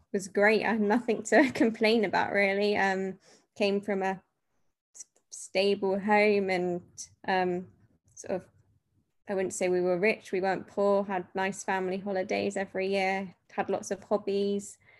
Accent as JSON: {"language": "English", "town": "Totton", "region": "South East England", "country": "United Kingdom", "said": "I am from a town called Totton. Most people have never heard of it. It is between the New Forest and Southampton."}